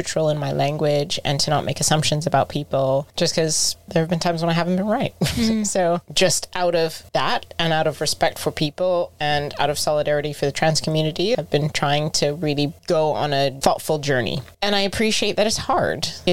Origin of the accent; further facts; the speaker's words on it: United States; As an American